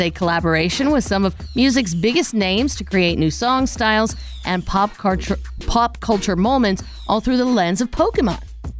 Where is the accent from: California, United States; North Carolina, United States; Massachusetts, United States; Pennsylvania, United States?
Pennsylvania, United States; Pittsburgh; moved away; my hometown team, Natch, the Pittsburgh Pirates.